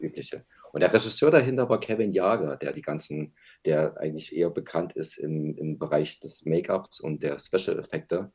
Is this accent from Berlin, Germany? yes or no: yes; Berlin, Germany; Ich bin auch aus Berlin